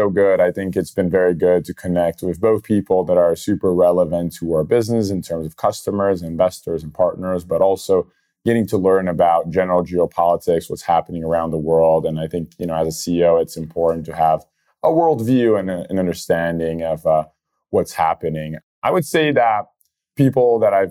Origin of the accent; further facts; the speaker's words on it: Brazil; I'm originally born and raised in Brazil